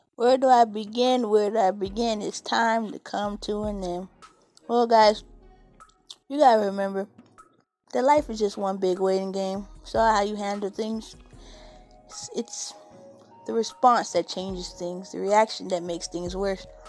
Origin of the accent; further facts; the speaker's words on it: California, United States; I grew up in California